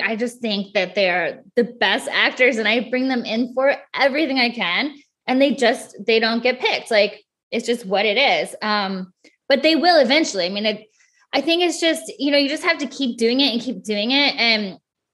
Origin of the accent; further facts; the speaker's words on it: Midwest, United States; I grew up in the Midwest in a very small town.